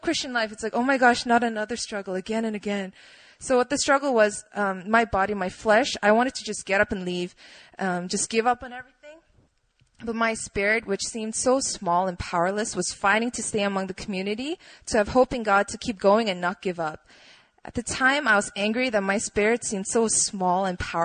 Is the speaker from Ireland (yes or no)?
no; Poland; moved away; I grew up in Poland